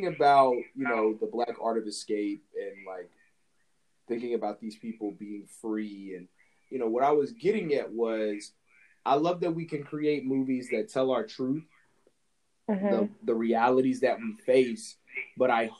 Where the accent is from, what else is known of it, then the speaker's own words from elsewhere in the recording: Alabama, United States; also born or lived in Mississippi; I was born in Mississippi and I'm raised in Alabama